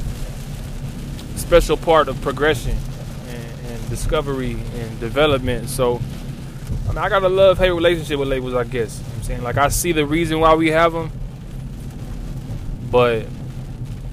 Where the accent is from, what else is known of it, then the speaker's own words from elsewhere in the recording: Lawton, Oklahoma, United States; now in Oklahoma City, United States; I come from Lawton, you know. And when I came to Oklahoma City